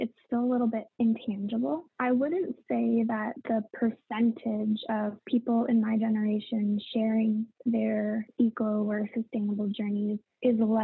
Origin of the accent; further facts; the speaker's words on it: Canada; I'm from Canada